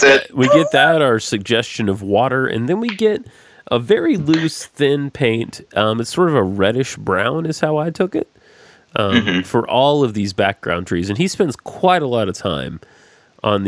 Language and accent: English; Georgia, United States; I am from Georgia